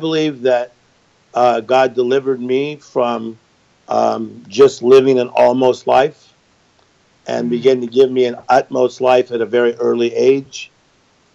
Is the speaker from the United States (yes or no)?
yes; Compton, California, United States; Born in Compton, California, which is a very cool city